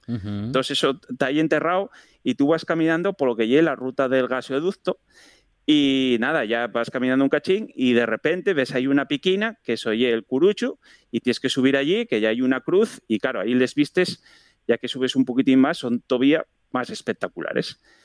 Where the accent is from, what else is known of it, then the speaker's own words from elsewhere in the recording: Asturias, Spain; parece que tenemos los asturianos